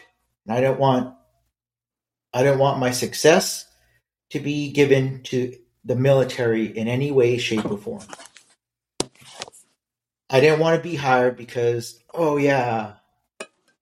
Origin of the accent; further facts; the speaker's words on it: Los Angeles, California, United States; moved away; also born or lived in Irvine; growing up in East Los Angeles, I was never Mexican enough